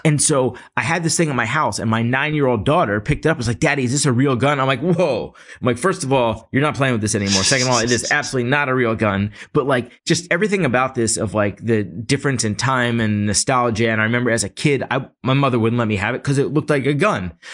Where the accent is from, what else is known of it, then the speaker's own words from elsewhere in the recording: Philadelphia, Pennsylvania, United States; I grew up in Philly